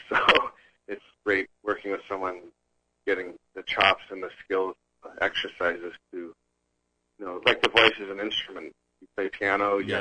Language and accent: English; Los Angeles, California, United States; being born and raised in Los Angeles